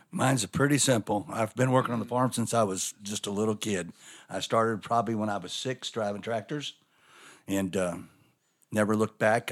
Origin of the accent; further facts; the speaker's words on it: Scottsburg, Indiana, United States; My dad and both us boys were born in Scottsburg. Indiana